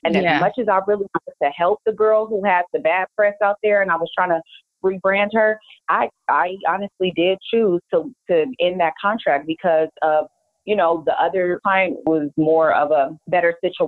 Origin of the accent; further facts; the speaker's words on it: California, United States; I'm a hustler from the Bay Area.